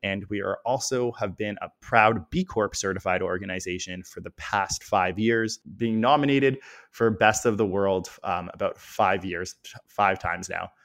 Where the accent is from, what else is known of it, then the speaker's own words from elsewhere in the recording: Toronto, Ontario, Canada; growing up in Toronto, it's a big city, but it's definitely got a small city feel